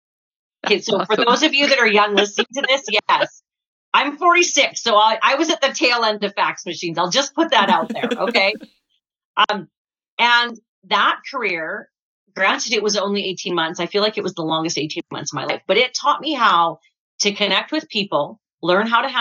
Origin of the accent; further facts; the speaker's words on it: Waterton, Alberta, Canada; I grew up in Waterton